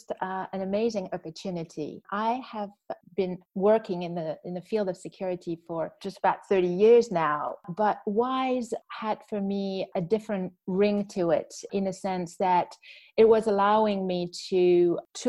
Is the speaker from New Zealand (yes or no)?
no; Canada; moved away as an adult; also born or lived in Washington, D.C.; now in Brussels, Belgium; I am a Canadian, but I have been in Brussels for now close to 20 years on and off